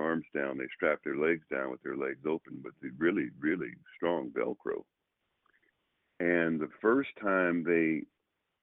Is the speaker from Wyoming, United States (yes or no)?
no; Oakland, California, United States; also born or lived in Los Angeles, California / Sacramento, California; I grew up in Oakland.